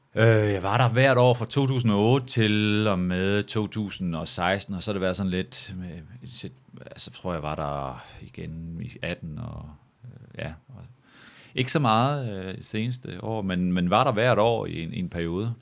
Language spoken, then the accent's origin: Danish; Samsø, Central Denmark Region, Denmark; moved away; also born or lived in Aarhus; hjemme på Samsø